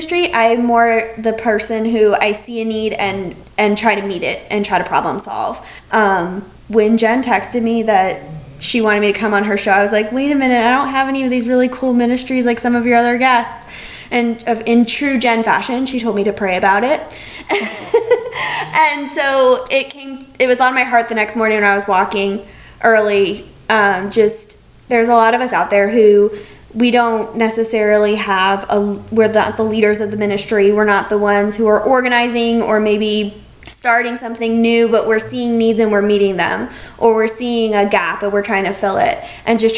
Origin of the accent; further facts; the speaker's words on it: Brevard County, Florida, United States; also born or lived in Gainesville; I was born and raised here in Brevard County